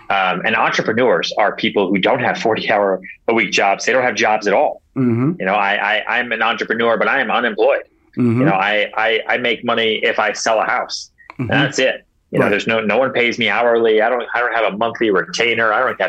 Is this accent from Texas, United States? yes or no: yes; Houston, Texas, United States; born there; now in New York, United States; I'm not from here. I was born in Houston, Texas. I grew up a little bit in Long Island outside Boston. You know, I bounced around 8 times